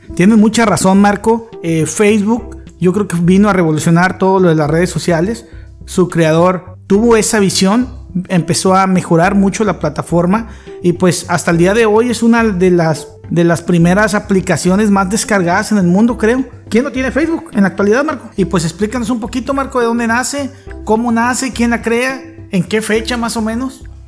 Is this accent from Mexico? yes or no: yes; Mexico; como buen mexicano